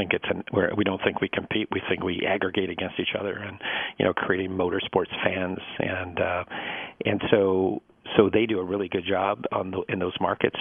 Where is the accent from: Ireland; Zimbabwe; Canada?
Canada; moved away; also born or lived in Detroit, Michigan / New York; I come from Canada originally.